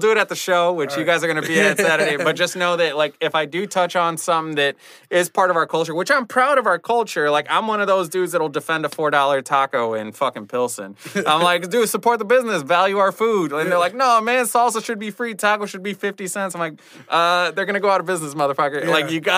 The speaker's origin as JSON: {"language": "English", "town": "Ixtapan de la Sal", "region": "State of Mexico", "country": "Mexico", "tie": "born there", "said": "So I was born in Ixtapan de la Sal."}